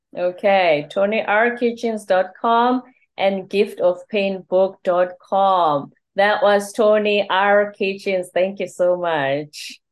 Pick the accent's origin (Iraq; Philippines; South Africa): South Africa; first language Zulu; English is a second language; moved away as an adult; also born or lived in South Korea; now in United States; I'm Zulu. I'm from the Zulu tribe. So Zulu is my first language.